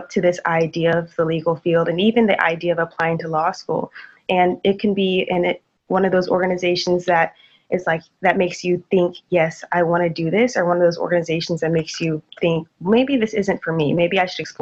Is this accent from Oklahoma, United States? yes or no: yes; Tulsa, Oklahoma, United States; moved away as an adult; now in Waco, United States; I'm from Tulsa, Oklahoma